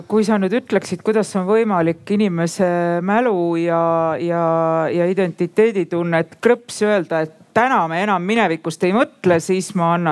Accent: Estonia; no mina olen ka eestlane

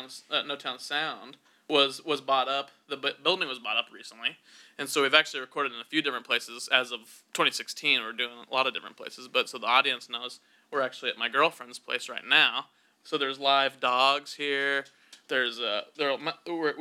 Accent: Wichita, Kansas, United States; I'm from Kansas

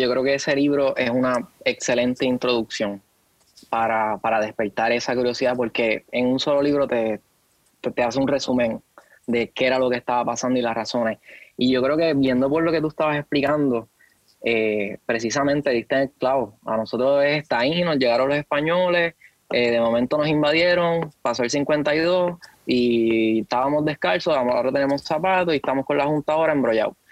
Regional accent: Puerto Rico; lo que somos como puertorriqueños.

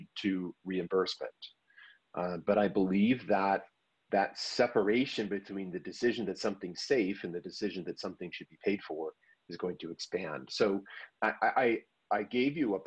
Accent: United States; I'm an American

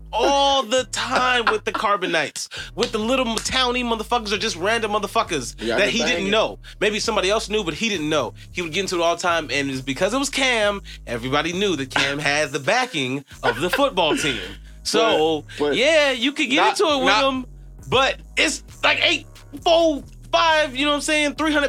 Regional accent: Chicago, Illinois, United States; now, I'm from Chicago

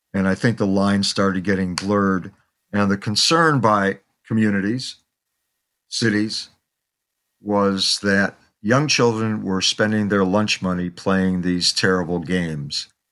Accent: Chicago, Illinois, United States; moved away as an adult; also born or lived in New York City; I grew up in Chicago. I grew up on the South Side.

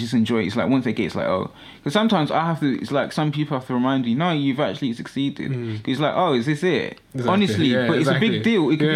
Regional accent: Ghana; I'm Ghanaian

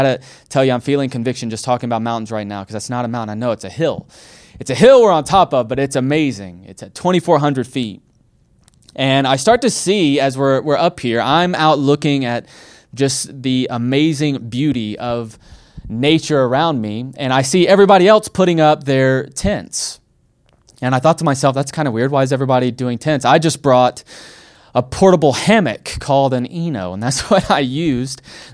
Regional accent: Alabama, United States; I'm from Alabama

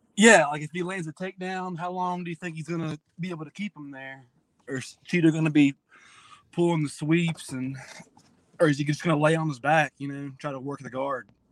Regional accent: Abingdon, Virginia, United States; Abingdon, Virginia

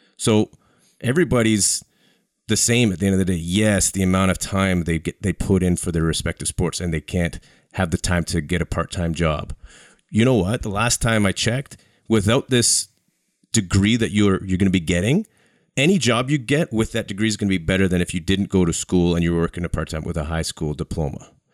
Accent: Canada; as a Canadian

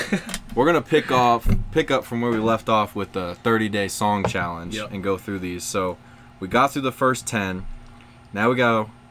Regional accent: Ohio, United States; but we're from Ohio

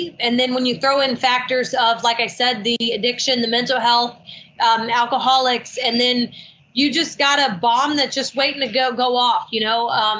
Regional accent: Marietta, Georgia, United States; born there; I was born near Marietta, and at a very young age.

